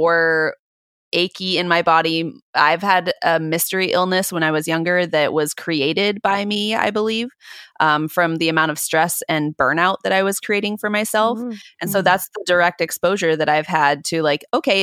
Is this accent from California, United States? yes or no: yes; Southern California, United States; I grew up in Southern California